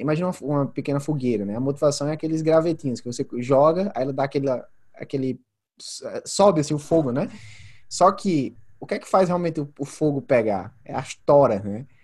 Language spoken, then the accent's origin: Portuguese; Santa Luzia, Paraíba, Brazil; moved away as an adult; also born or lived in João Pessoa / United States; now in Australia; apesar de ter nascido em João Pessoa, morei grande parte da minha, é, da minha infância em Santa Luzia. Depois eu saí de Santa Luzia da casa da minha mãe para ir morar com a minha tia no, é, em João Pessoa